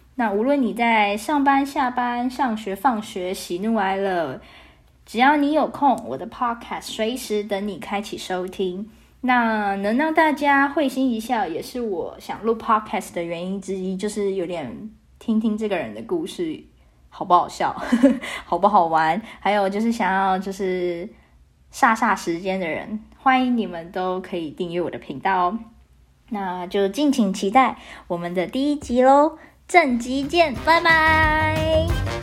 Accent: Taiwan; 我来自台湾

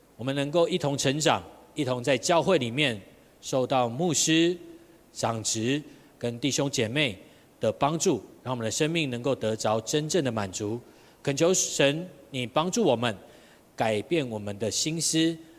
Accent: Tainan, Taiwan; 我在台南，我是台南人，所以在台南那边当混混

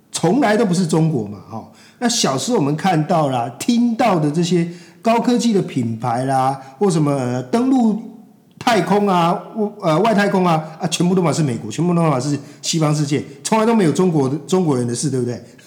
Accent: Taiwan; 我们这一代台湾的这个三四十岁的中年人

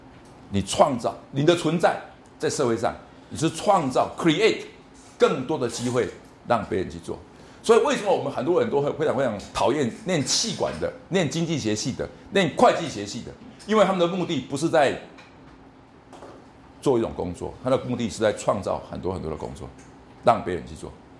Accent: Taiwan; 同学们，在台湾一百个学生里面，你们是前面的百分之三，或者百分之一。我们台湾过，我们中国人过去五千年来都有一个很基本的想法：我的成功是靠考试。

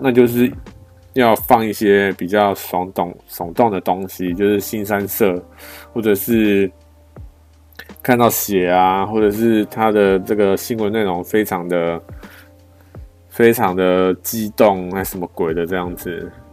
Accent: Taiwan; 我们台湾人

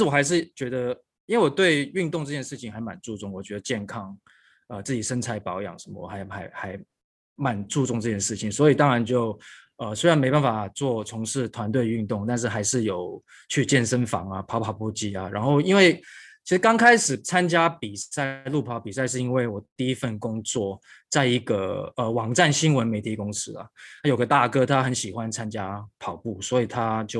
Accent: Hong Kong; also born or lived in United States; now in Taiwan; 我小时候呃出生在香港，然后求学过程一直都在香港跟美国。那我是一九九九年大学毕业之后呢，就回到台湾

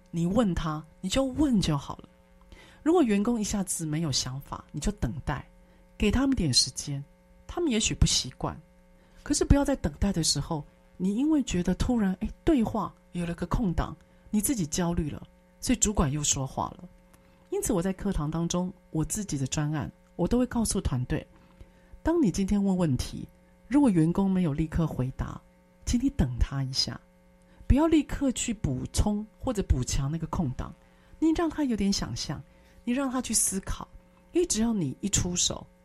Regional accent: Taiwan; 我们台湾人

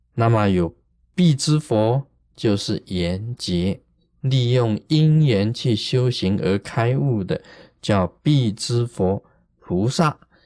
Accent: Taiwan; 我们台湾话有讲一句话

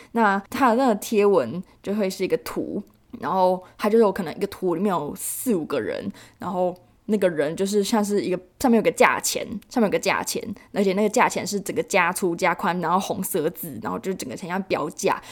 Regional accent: Taiwan; 我们台湾人

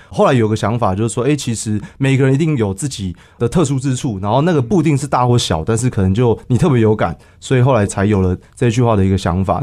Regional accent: Taipei, Taiwan; 我其实是台北长大的小孩

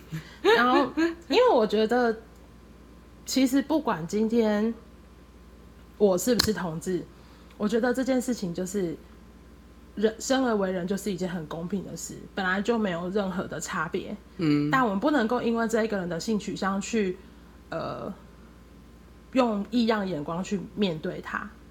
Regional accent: Kaohsiung, Taiwan; moved away as an adult; also born or lived in Taichung / Tainan; now in Taipei, Taiwan; 因为我原本就是在高雄长大，然后后来在台中、台南读书，台中读书。

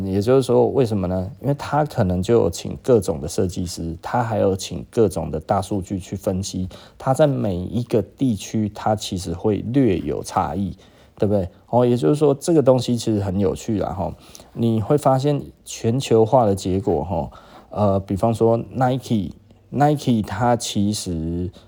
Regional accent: Taiwan; 我们台湾人实际上跟多数来讲的话吼

